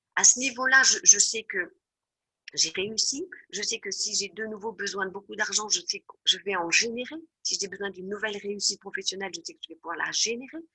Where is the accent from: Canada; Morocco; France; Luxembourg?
France; moved away; je suis française